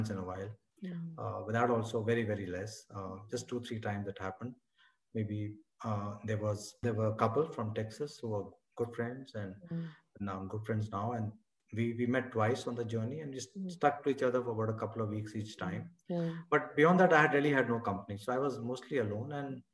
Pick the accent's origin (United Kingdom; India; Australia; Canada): India; now in Delhi, India; I'm already from India